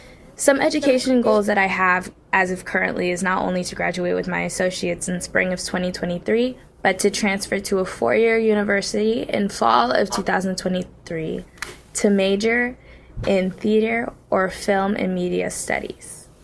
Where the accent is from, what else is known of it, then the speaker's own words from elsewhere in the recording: Ann Arbor, Michigan, United States; I was born and raised in Ann Arbor.